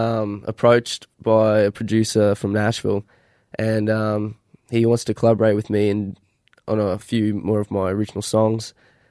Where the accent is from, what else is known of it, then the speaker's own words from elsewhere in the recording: Mareeba, Queensland, Australia; Yeah, I was born in Mariba, but done a bit of travelling around, but ended up back in Mariba, the hometown.